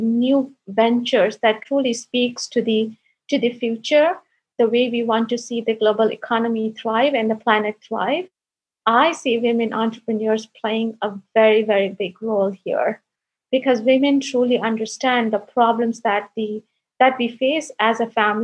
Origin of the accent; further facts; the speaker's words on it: India; I'm the first girl in my family to get education. I come from India